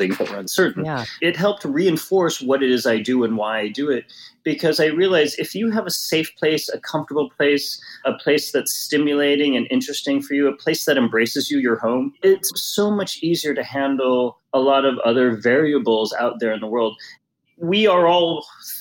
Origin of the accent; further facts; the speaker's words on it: New York, United States; now in Los Angeles, United States; being a New Yorker, I prefer kind of a more urban feel